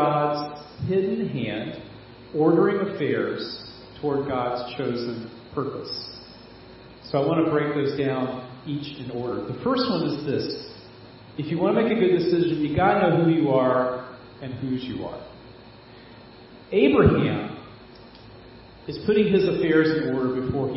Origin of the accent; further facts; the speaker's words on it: Fayetteville, North Carolina, United States; I'm from Fayetteville